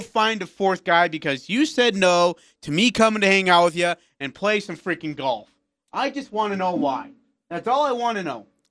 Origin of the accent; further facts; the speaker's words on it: India; moved away; I'm from India